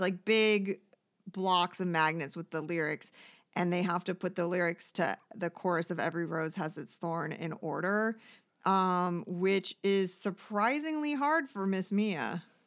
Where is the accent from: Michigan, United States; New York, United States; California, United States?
Michigan, United States; Detroit; Detroit, my hometown